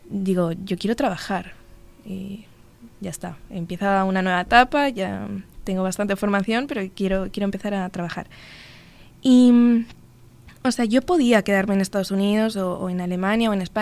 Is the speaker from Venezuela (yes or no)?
no; Uruguay; tenía unas ganas increíbles de, de venir porque es mi segunda casa, Uruguay, o sea, yo soy uruguaya también, entonces no es un, país ajeno